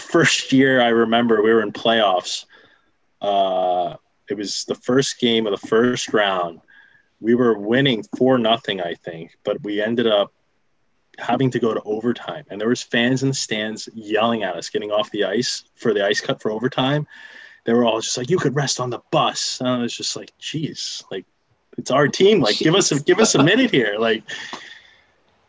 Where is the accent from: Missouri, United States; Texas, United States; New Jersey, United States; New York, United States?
New Jersey, United States; moved away; also born or lived in North Carolina; I'm originally from New Jersey